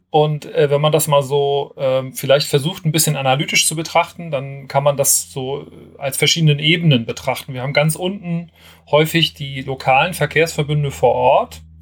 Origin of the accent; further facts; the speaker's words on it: Kiel, Schleswig-Holstein, Germany; ich komme eigentlich aus Kiel, habe dort bei, dem, bei der damaligen LVS äh, meine berufliche Fundierung im öffentlichen Personenverkehr gefunden